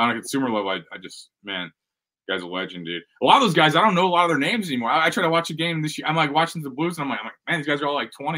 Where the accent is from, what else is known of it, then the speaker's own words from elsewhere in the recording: St. Louis, Missouri, United States; I'm from Missouri. I'm a St. Louis guy